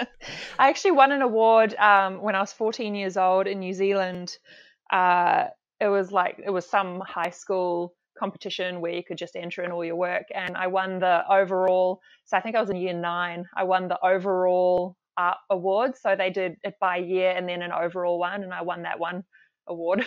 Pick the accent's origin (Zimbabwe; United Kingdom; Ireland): Zimbabwe; also born or lived in South Africa / Perth, Australia; now in Cairns, Australia; Zimbabwe was, I think, the key, uh, part of my life. We were there most of my childhood, and it was during the time before the, the war sort of kicked off and, and most people had to leave, which was our case as well.